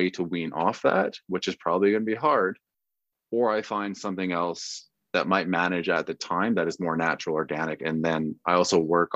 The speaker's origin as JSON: {"language": "English", "town": "Vancouver", "region": "British Columbia", "country": "Canada", "also_born_or_lived": "Midland, Texas / Iowa / Shreveport, Louisiana", "said": "I'm a Canadian kid. I'm up in Vancouver, like a tall white boy from Canada"}